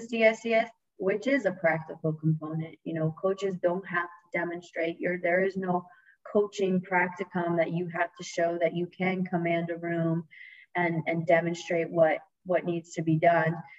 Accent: Stamford, Connecticut, United States; moved away as an adult; now in Florida, United States; I'm born and raised in Connecticut. Um, you know, 45 minutes outside New York City in a little town called Stamford, Connecticut

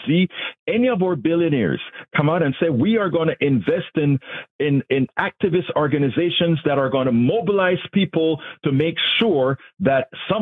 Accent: Panama; now in United States; I'm from Panama

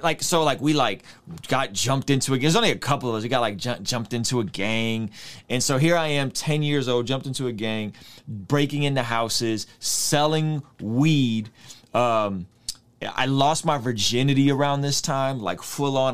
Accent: San Diego, California, United States; I'm growing up in San Diego

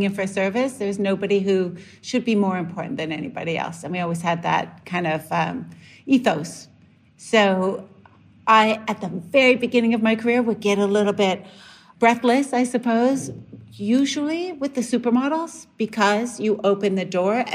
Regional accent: Canada; moved away; growing up in Canada

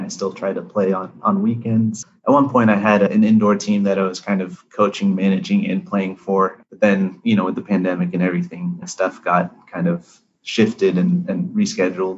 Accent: United States; My parents grew up, born and raised in India, and then, you know, came here. I was born in the US

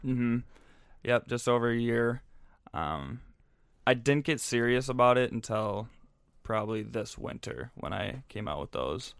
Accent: St. Louis Park, Minnesota, United States; I'm from Saint Louis Park, so just down, down the road. Um, went to Saint Louis Park High School

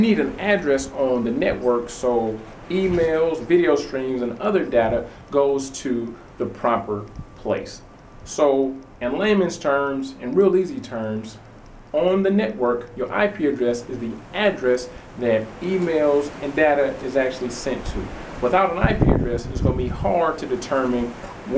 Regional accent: Detroit, Michigan, United States; I'm originally from Detroit, Michigan.

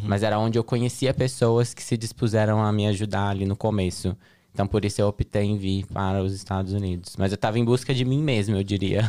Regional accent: Betim, Minas Gerais, Brazil; moved away as an adult; also born or lived in Belo Horizonte, Brazil; now in United States; sou de Betim, Minas Gerais. Nasci em Belo Horizonte, morava numa cidade que se chama Betim, que é próxima a Belo Horizonte.

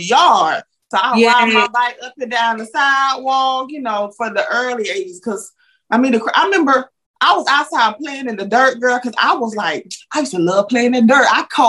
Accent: Georgia, United States; where you from? You got an accent. I said, I'm from Georgia.

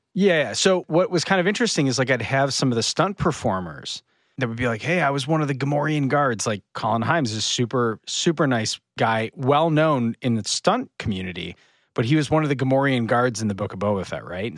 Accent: Northern Michigan, United States; I'm from Northern Michigan.

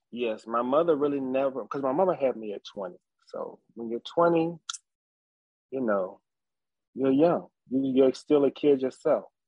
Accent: Nelson County, Virginia, United States; So I grew up in uh, the country. I am from Nelson County, Virginia. Um, I was born at at my grandfather's house

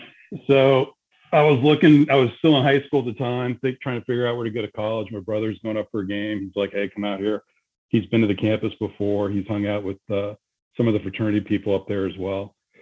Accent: Atlanta, Georgia, United States; and I came from Atlanta to Southern Miss.

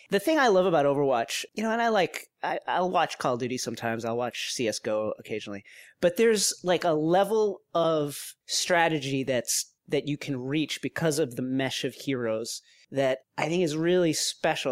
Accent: Levittown, New York, United States; where I grew up in Levittown

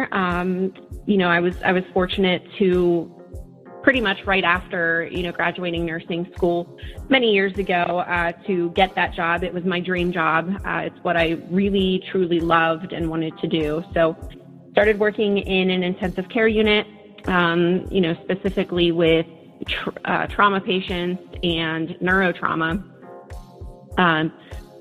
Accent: Lilly, Pennsylvania, United States; also born or lived in Pittsburgh, Pennsylvania; I am from Pennsylvania. I'm actually from a really small town called Lilly.

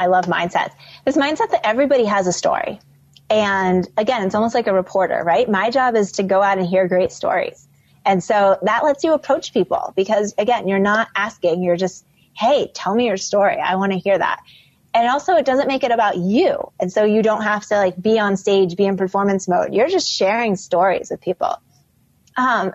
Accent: Midwest, United States; now in New York, United States; I grew up in the Midwest.

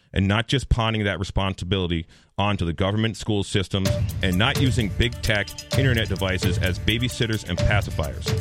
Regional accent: Henniker, New Hampshire, United States; I'm from Henniker, New Hampshire

